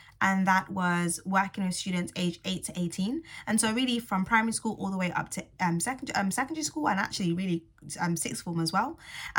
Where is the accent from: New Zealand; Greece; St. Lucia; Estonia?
St. Lucia; Not only because I'm from St. Lucia, but also because my stepdad, who unfortunately has passed away now, but was so integral to me being, growing into the young woman that I am today, he was from Barbados.